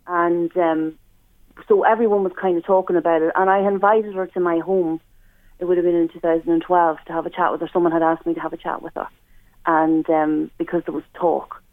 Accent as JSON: {"language": "English", "country": "Ireland", "said": "me as an Irish person"}